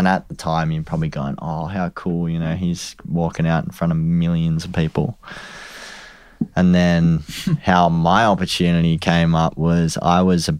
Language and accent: English; Australia; And I also was like, even more so now, I want to just beat everyone because we're from Australia.